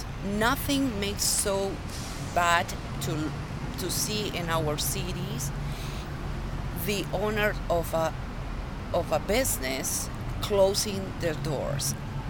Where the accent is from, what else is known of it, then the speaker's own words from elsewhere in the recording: Lima, Peru; In Lima, Peru.